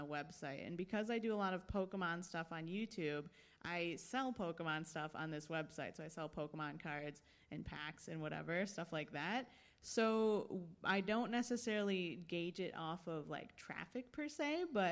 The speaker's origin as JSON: {"language": "English", "region": "Michigan", "country": "United States", "tie": "born or raised there", "also_born_or_lived": "San Diego, California / New York / Chicago", "moved": "as an adult", "lives_now": "Los Angeles, United States", "said": "I was born in San Diego. And when I was about 3 years old, I moved to Michigan. I grew up in Michigan, so in like the suburbs, probably about an hour from Detroit."}